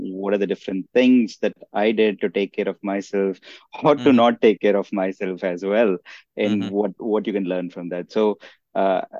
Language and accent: English; South India, India; moved away as an adult; now in United States; I grew up, I was born and raised in India, in the southern part of India. I came here to the US back in 2006 to do my master's degree.